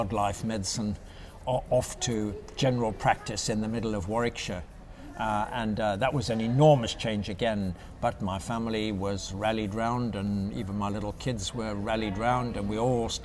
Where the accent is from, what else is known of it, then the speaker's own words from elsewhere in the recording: Zimbabwe; moved away; also born or lived in South Africa; I was born and brought up in South Africa and Zimbabwe, what was then Rhodesia